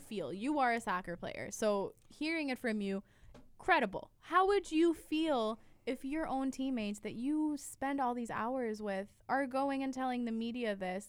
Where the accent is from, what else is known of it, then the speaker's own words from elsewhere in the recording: United States; As an American